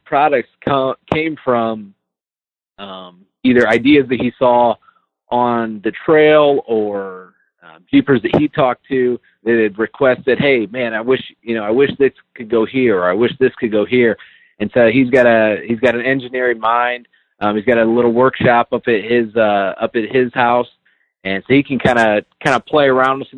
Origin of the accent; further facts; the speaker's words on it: northern Indiana, United States; I'm currently in northern Indiana. That's where I live, not too far from kind of where all of our plants are. All of our plants are in Elkhart, Indiana. And so I was born and raised right around here